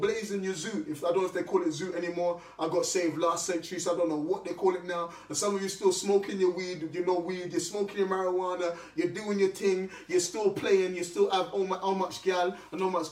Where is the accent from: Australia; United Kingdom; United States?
United Kingdom; London; I grew up in South London.